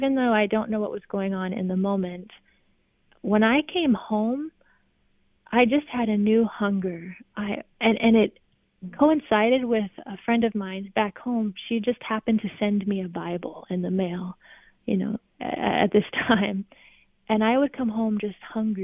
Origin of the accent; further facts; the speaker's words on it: California, United States; moved away as an adult; also born or lived in Alabama; I'm from California, but I moved to Alabama